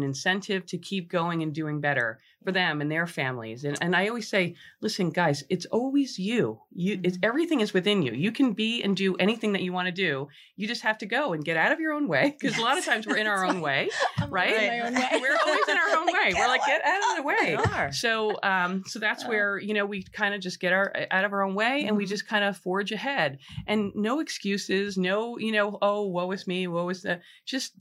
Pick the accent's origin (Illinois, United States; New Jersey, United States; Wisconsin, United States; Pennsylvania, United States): New Jersey, United States; Monmouth Beach; growing up in Monmouth Beach, my mother wrote the first book on the town